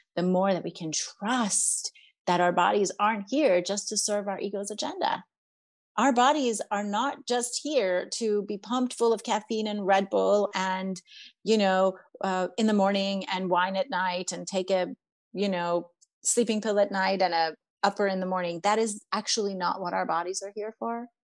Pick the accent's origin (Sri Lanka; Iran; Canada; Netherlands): Iran; now in United States; growing up in Iran